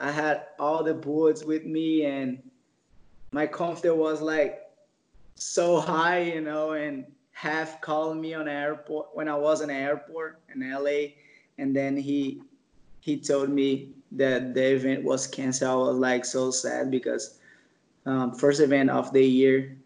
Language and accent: English; Baía Formosa, Rio Grande do Norte, Brazil; English is a second language; I started to surf at the Bahia Formosa. It's still my hometown, and I'm still living here